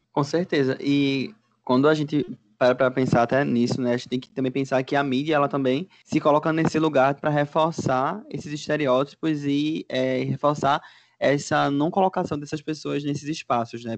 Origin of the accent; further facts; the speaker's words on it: Recife, Pernambuco, Brazil; moved away as an adult; now in Paraíba, Brazil; diretamente de Recife. Cresci aqui, porém moro na Paraíba.